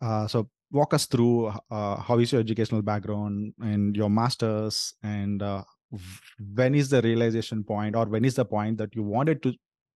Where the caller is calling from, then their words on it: San Jose, California, United States; I'm dialing in from San Jose, Bay Area.